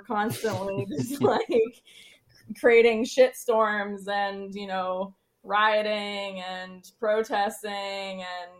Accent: United States; as an American

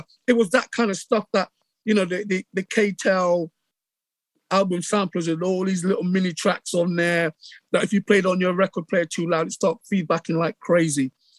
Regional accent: England, United Kingdom; accent: English; moved away; Because I still, when I saw him at that time, I still had my English accent.

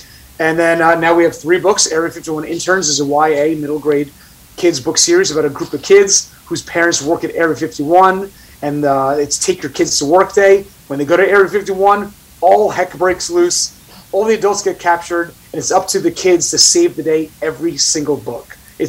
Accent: Staten Island, New York, United States; accent: Staten Island; And secondly, it got rid of my Staten Island accent, which I appreciated.

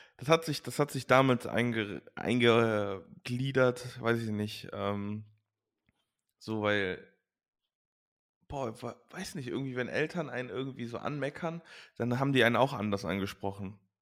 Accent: Leverkusen, North Rhine-Westphalia, Germany; also born or lived in Langenfeld-Reusrath; wir sind halt in Leverkusen-Opladen groß geworden

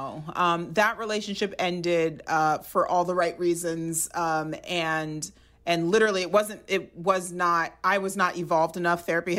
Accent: Nigeria; but like I'm Nigerian and like all my relatives are like one day soon

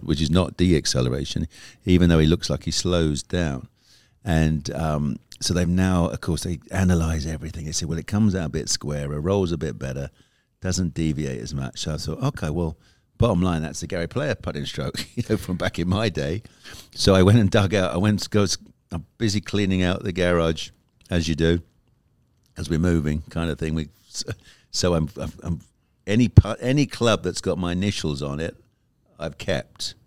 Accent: United Kingdom; I'm a Brit

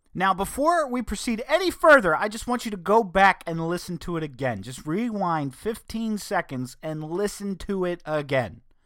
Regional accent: New Castle County, Delaware, United States; accent: northern Delawarean; they will know I'm from Newcastle County. They will know that I am from up north. They will know I'm a northern Delawarean

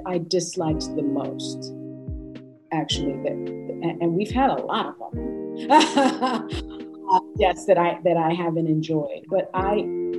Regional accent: Bronx, New York, United States; Maybe it's because I grew up in the Bronx or grew up with such an open-minded family.

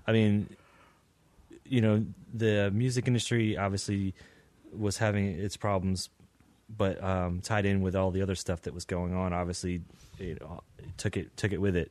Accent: Lynchburg, Virginia, United States; moved away as an adult; now in Richmond, United States; growing up in Lynchburg

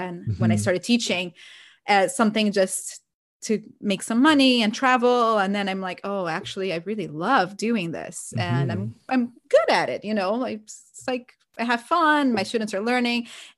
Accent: Brazil; English is a second language; I always like wanted to be a teacher, but growing up in Brazil, teachers are not, the teaching profession is not that well respected

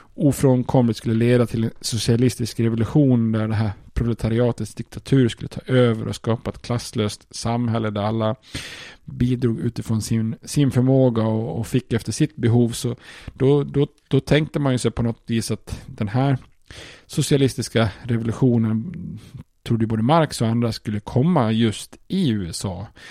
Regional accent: Sweden; som svensk

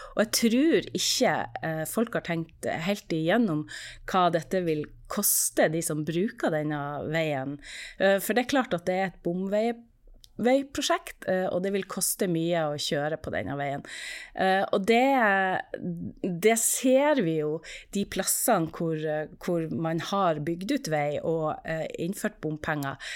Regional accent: Norway; vi i Norge

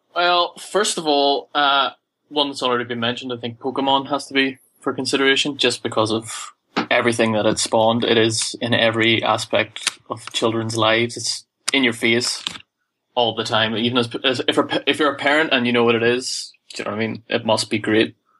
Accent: Ireland; I'm from Ireland

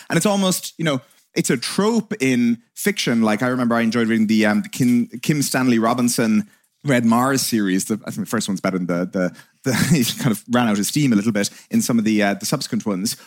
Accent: Ireland; two Irish hooligans

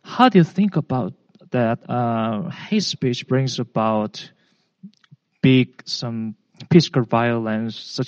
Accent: South Korea; moved away; I'm a foreigner. I am from South Korea.

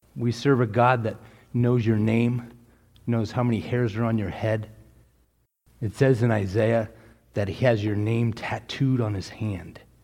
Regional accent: Texas, United States; I was born in Texas

